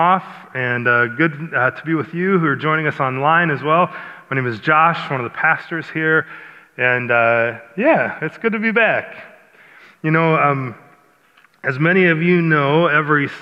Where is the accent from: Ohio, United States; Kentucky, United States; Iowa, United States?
Iowa, United States; I grew up in Iowa